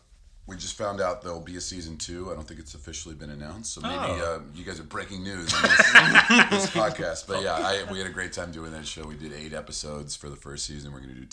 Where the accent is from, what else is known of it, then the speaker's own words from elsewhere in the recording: Virginia, United States; moved away as an adult; also born or lived in Chicago; I started in Chicago in 92, and I moved there from Virginia, where I grew up